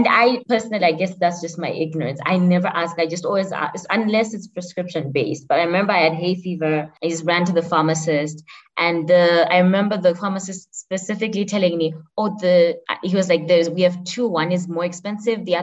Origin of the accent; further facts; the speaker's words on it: Zimbabwe; now in Rwanda; I'm from Zimbabwe